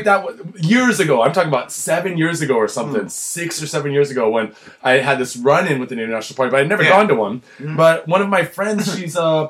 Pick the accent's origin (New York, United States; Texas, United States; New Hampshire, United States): New York, United States; You from New York? I'm from New York.